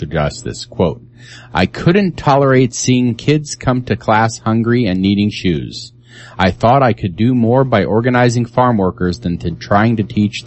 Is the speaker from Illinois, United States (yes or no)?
yes; Carbondale, Illinois, United States; I'm from Carbondale